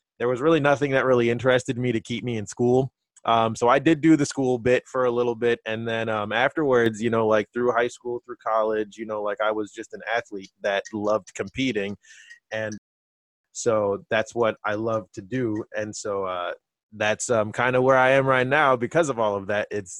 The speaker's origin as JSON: {"language": "English", "town": "Vineland", "region": "New Jersey", "country": "United States", "tie": "born or raised there", "said": "I grew up in a small town called Vineland. It's in southern New Jersey"}